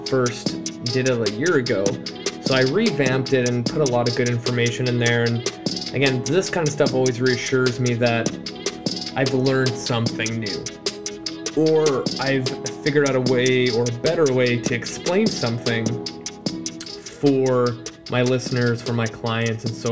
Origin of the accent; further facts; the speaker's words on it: Vancouver, British Columbia, Canada; I'm from Canada and I'll even say Vancouver